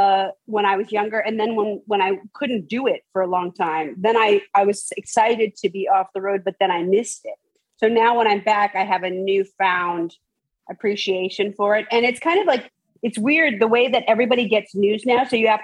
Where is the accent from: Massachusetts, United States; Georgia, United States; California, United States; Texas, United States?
California, United States; San Francisco; Yes, in San Francisco.